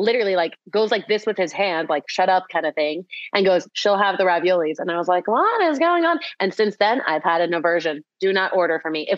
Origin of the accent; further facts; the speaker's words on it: Mexico; I'm from Mexico.